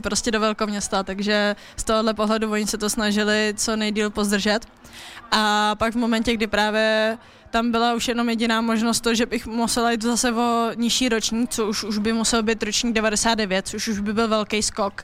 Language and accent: Czech; Plzeň, Plzeň Region, Czechia; moved away as an adult; Plzeň, že moje rodné město, já mám strašně ráda to město, ráda se tam vracím